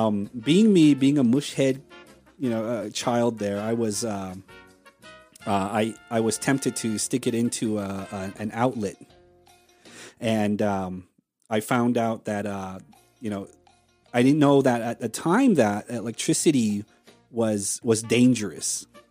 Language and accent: English; Hopi Reservation, Navajo side, Arizona, United States; We're from the Navajo side.